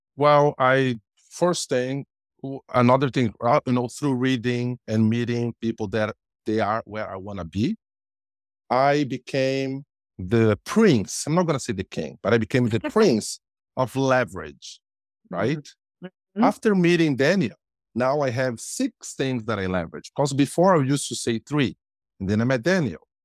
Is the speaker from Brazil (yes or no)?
yes; Brazil; English is a second language; moved away as an adult; now in Canada; I am Brazilian by birth, but I'm Canadian by choice